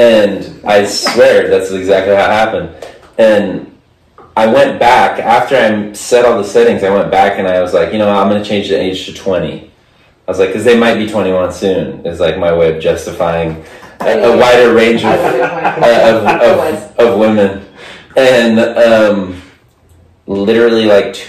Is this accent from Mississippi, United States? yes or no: no; Texas, United States; moved away as an adult; now in Arizona, United States; I'm from Texas